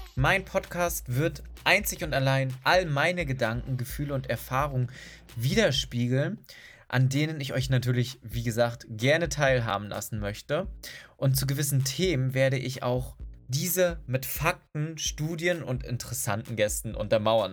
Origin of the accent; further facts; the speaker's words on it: Berlin, Germany; Ich bin aus Berlin